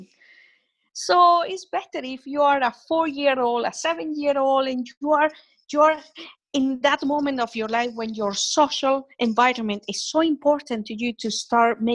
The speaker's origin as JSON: {"language": "English", "country": "Venezuela", "tie": "born or raised there", "moved": "as an adult", "lives_now": "United Kingdom", "said": "I was born and bred in Venezuela."}